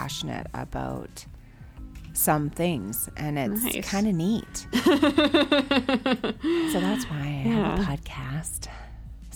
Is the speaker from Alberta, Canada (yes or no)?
yes; Calgary, Alberta, Canada; I grew up here, so I like being Canadian